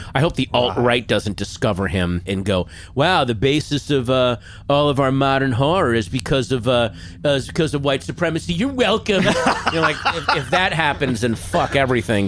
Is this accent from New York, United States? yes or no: no; Virginia, United States; growing up in Virginia, there were those kind of lake recreation areas